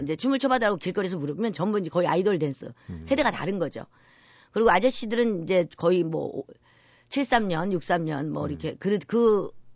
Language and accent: Korean; Seoul, South Korea; also born or lived in Yeongju; 본정만 영주고요. 네. 저는 한 살 때 유학 왔어요. 서울 음. 어머님이 이제 데리고. 그래서 사실 영주에 대한 기억은 없고요. 네. 저는 거기 뭐 서울 사람이죠, 사실은